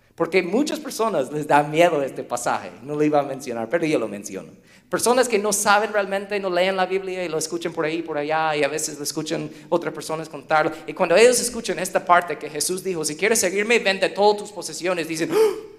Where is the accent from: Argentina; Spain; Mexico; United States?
United States; Spanish is a second language; somos gringos